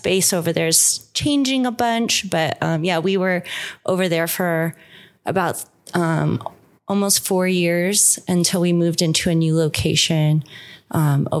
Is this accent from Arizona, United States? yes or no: yes; Tucson, Arizona, United States; moved away as an adult; also born or lived in Los Angeles; I'm from here. I'm born and raised in Tucson